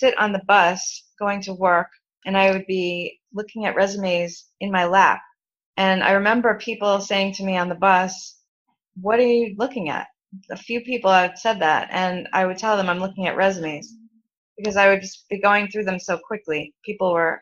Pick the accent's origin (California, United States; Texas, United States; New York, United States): New York, United States; New York City; I grew up in Brooklyn, New York.